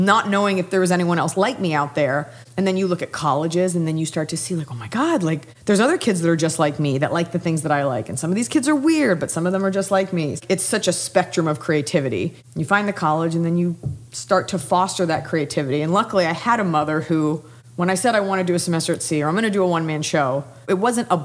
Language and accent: English; Dallas, Texas, United States; now in Los Angeles, United States; I'm from Dallas, Texas.